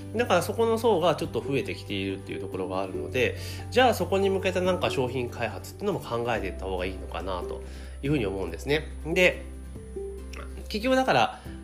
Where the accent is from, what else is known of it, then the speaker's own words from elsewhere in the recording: Kanagawa, Japan; moved away; 神奈川県にある私の実家からですねお届けをしているんですけれども